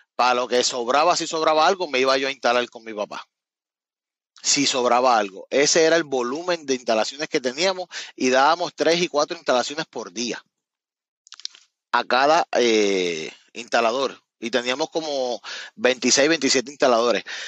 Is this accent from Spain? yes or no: no; Cabo Rojo, Puerto Rico; moved away as an adult; also born or lived in Miami, Florida / West Palm Beach, Florida; now in Florida, United States; yo soy de Cabo Rojo, de un área, no tiene que ver nada con San Juan